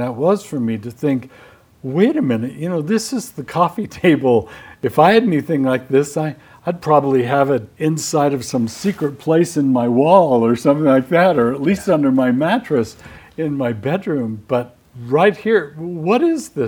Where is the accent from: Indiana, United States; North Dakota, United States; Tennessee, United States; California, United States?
California, United States; Southern; I grew up in Southern California